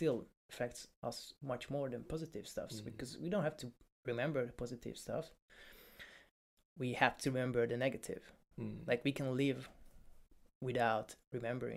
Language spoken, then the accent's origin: English; Hungary; now in United Kingdom; I'm from Hungary. I'm not from Poland